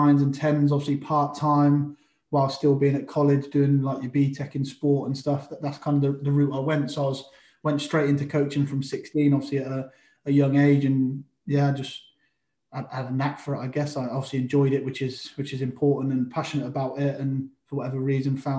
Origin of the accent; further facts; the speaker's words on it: Oxford, South East England, United Kingdom; also born or lived in Florence Park, Oxford; I grew up in Wolvercote first. That was me first family home. From there, moved over to Florence Park.